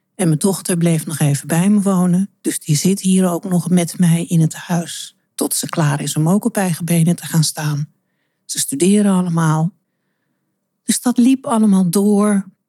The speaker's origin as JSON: {"language": "Dutch", "town": "Amsterdam", "region": "North Holland", "country": "Netherlands", "tie": "born or raised there", "said": "Want Amsterdam is mijn geboortestad en ja, dat zit in mijn bloed."}